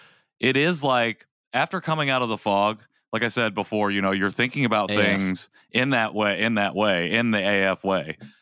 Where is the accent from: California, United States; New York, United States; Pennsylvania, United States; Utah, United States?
New York, United States; Rensselaer; I try to not say, oh, I'm from Rensselaer. I'm trying to say I grew up in, or this is where I grew up.